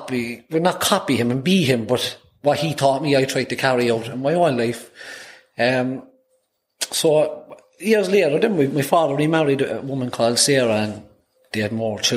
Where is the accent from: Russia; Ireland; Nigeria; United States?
Ireland; Cork, Munster; first language Irish; I'm born and reared on Redemption Road on the north side of Cork City